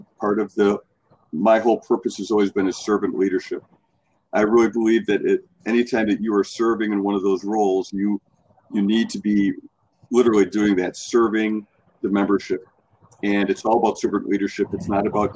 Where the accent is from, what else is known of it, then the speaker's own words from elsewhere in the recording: Palmyra, Wisconsin, United States; moved away as an adult; also born or lived in Mojave Desert, California; now in Milwaukee, United States; my hometown of Palmyra